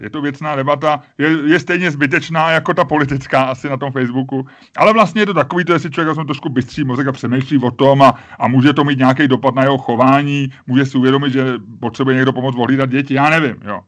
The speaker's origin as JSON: {"language": "Czech", "region": "Prague", "country": "Czechia", "tie": "born or raised there", "said": "já jsem taky Pražák, já jsem, jak se říká, já to nemám rád, ale křtěnej Vltavou, já jsem z Holešovic"}